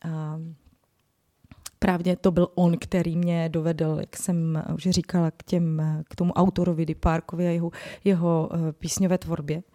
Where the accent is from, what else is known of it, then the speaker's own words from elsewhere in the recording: Ostrava, Moravian-Silesian Region, Czechia; já jsem z Ostravy